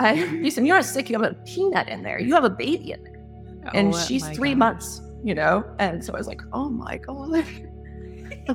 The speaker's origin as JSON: {"language": "English", "town": "San Diego", "region": "California", "country": "United States", "also_born_or_lived": "Chicago / Atlanta", "moved": "yes", "said": "I'm originally from San Diego"}